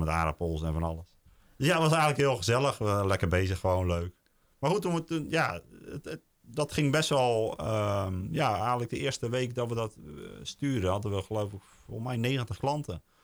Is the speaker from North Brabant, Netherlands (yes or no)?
no; Oud-Beijerland, South Holland, Netherlands; moved away as an adult; now in Den Bommel, Netherlands; We komen uit Hoekse Waard, ik uit Albeierland